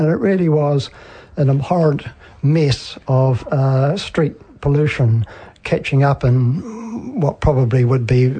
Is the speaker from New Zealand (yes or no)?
yes; Auckland, New Zealand; born there; I was born near Pukekohe, but I've never really lived there for any length of time.